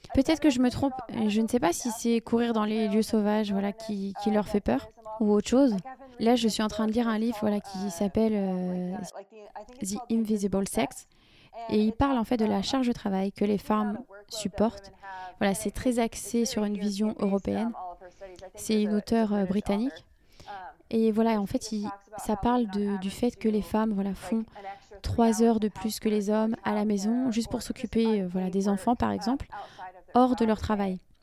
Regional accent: United States; accent: American; French is a second language; on était facile à identifier avec notre accent américain

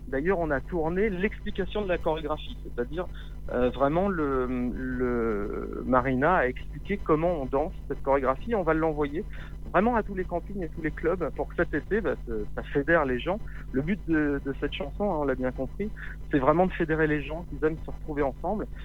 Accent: Paris region, Île-de-France, France; also born or lived in Lot; j'ai grandi en région parisienne, j'ai des origines du, du Lot

